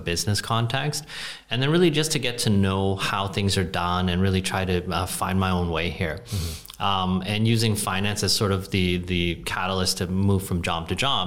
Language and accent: English; Canada; moved away as an adult; also born or lived in Hong Kong; now in Ho Chi Minh City, Vietnam; So I spent my whole life growing up, going to school, and just basically in Canada already